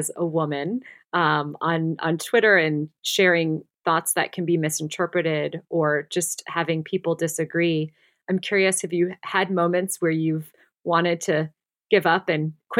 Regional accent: Midwest, United States; I'm also from the Midwest

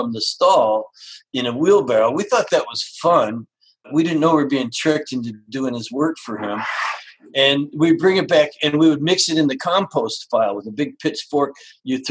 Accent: Canada; moved away; I grew up actually in Canada

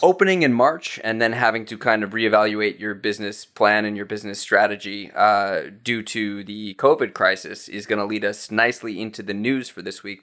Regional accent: United States; as an American

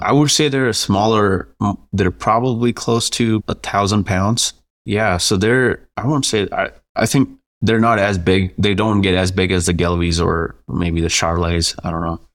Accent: India; moved away as an adult; also born or lived in New Mexico; now in Quay County, New Mexico, United States; originally I'm from India. I moved here to go to school.

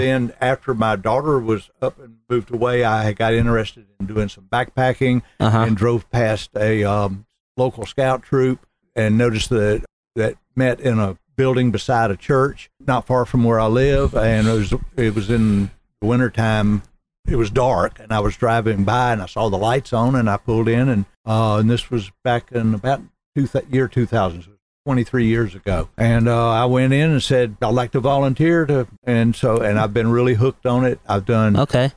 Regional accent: Smyrna, Georgia, United States; also born or lived in Raleigh, North Carolina; I grew up in Smyrna, graduated from Campbell High School

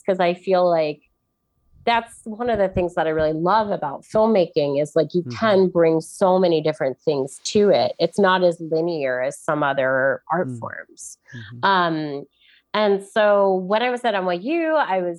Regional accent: New York, United States; I'm from New York.

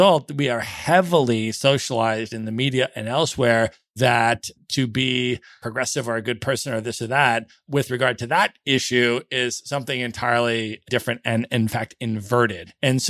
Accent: United States; growing up in the United States, we are very heavily socialized in the United States

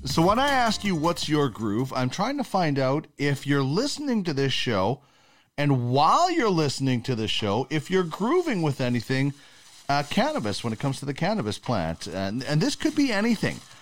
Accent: Canada; I'm a Canadian

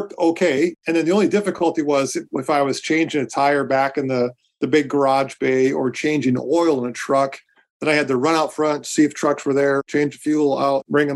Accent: Medora, North Dakota, United States; now in Dallas-Fort Worth, United States; I grew up in the Badlands of Western North Dakota in a little farm operation outside of Medora.

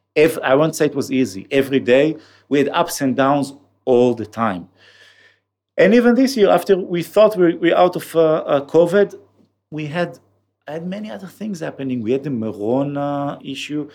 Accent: Kiryat Tivon, Haifa District, Israel; accent: Israeli; English is a second language; I grew up in the north of Israel in a small town called, uh, Tivon

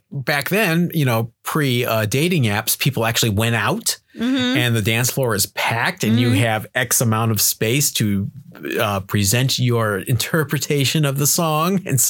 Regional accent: Cleveland, Ohio, United States; moved away; growing up in Cleveland, Ohio.

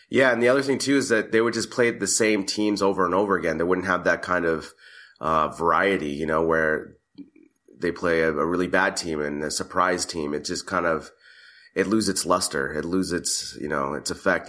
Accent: United States; first I'm a American.

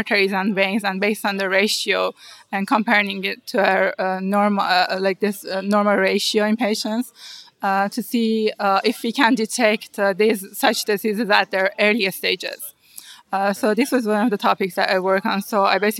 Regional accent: Iran; moved away as an adult; now in United States; one of the master program at the university in my hometown.

